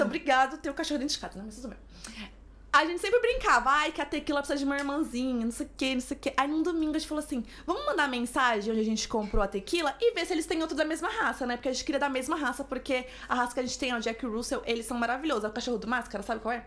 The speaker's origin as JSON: {"language": "Portuguese", "region": "São Paulo", "country": "Brazil", "also_born_or_lived": "Denmark", "moved": "as an adult", "lives_now": "Madrid, Spain", "said": "Sou de São Paulo. São Paulo, capital."}